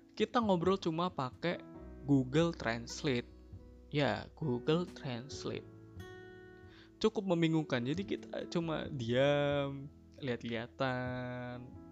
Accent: Central Java, Indonesia; moved away as an adult; aku lahir di kota yang cukup kecil eh, tapi cukup dikenal banyak julukan untuk kotaku ini untuk kalangan umum bis, bisa disebut dengan kota batik

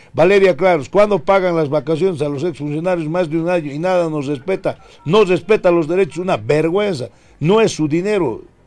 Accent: La Paz, Bolivia; also born or lived in Vallegrande; nací en La Paz, en la maternidad 18 de mayo

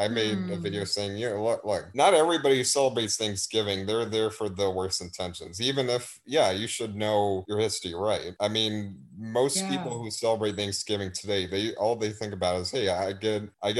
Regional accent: Texas, United States; I'm from Texas

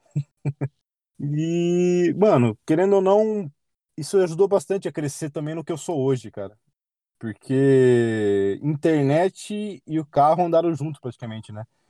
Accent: Sorocaba, São Paulo, Brazil; Eu sou de Sorocaba

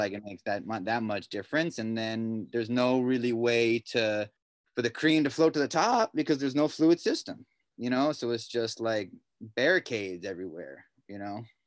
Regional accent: Pasadena, California, United States; I grew up in Pasadena.

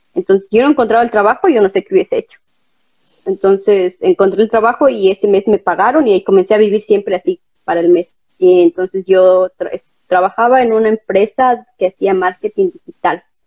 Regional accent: Ecuador; moved away as an adult; also born or lived in Brandenburg an der Havel, Germany; now in Berlin, Germany; Soy ecuatoriana, eh, tengo 31 años, eh, vivo aquí desde el 2016.

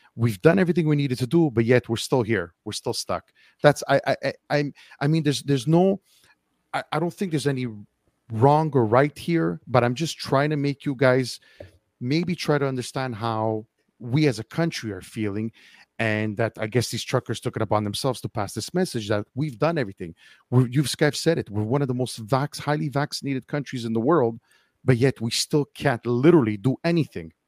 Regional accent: Montreal, Quebec, Canada; I'm from Montreal

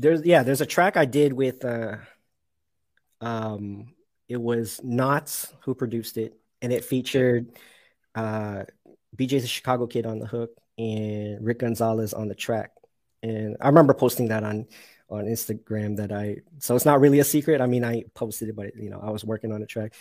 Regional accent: Toronto, Ontario, Canada; also born or lived in Mississauga; I'm from Toronto, but I'm in a city called Mississauga

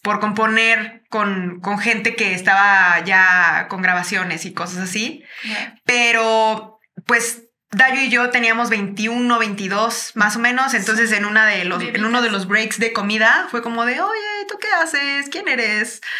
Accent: Chiapas, Mexico; now in Mexico City, Mexico; nosotros crecimos en Chiapas

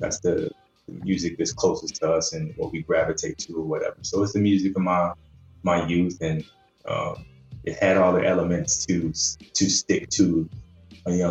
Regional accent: Cleveland, Ohio, United States; i'm from cleveland man. so a midwestern cat

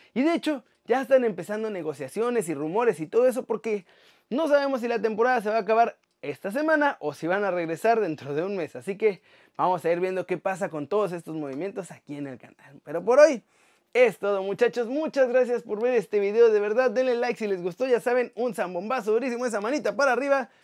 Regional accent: Mexico; now in Spain; el nombre de nuestro país

